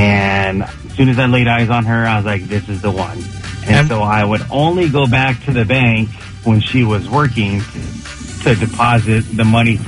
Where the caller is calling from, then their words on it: Ontario, California, United States; I'm calling from Ontario, California.